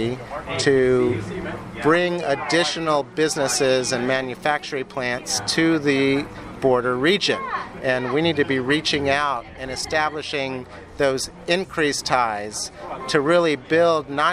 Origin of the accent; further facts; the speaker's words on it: McAllen, Texas, United States; I grew up in McAllen